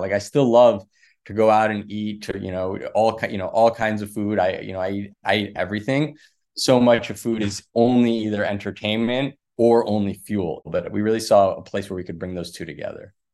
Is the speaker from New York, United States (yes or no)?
no; Los Angeles, California, United States; moved away as an adult; also born or lived in Washington, D.C. / Sydney, Australia; I grew up in Los Angeles